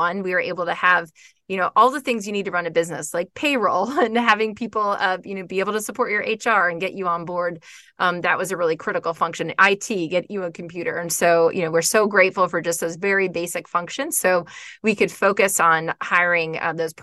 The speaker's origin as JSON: {"language": "English", "region": "Florida", "country": "United States", "tie": "born or raised there", "also_born_or_lived": "Georgia", "moved": "as an adult", "said": "I grew up in Florida, close to the beach"}